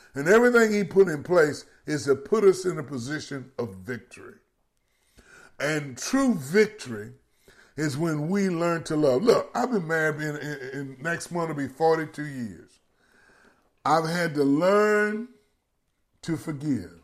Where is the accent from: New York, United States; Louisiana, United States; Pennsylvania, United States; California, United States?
Louisiana, United States; Baton Rouge; my hometown in Baton Rouge